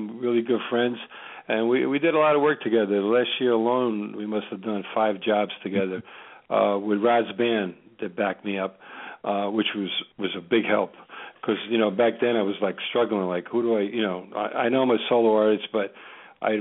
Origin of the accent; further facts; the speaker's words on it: New Jersey, United States; also born or lived in Tripoli, Libya / Rome, Italy; I'm from New Jersey